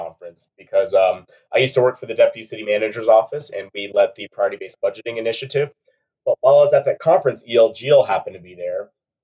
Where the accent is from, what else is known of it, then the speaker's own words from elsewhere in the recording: Peoria, Arizona, United States; also born or lived in Brandon, Florida / Seattle, Washington; I was raised out here in the Phoenix, Arizona area